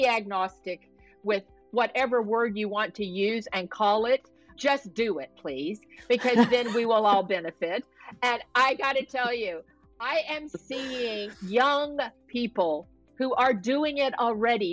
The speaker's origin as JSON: {"language": "English", "region": "the South", "country": "United States", "tie": "born or raised there", "moved": "yes", "lives_now": "California, United States", "said": "I grew up in the South, so I'm a pretty good Southern cook"}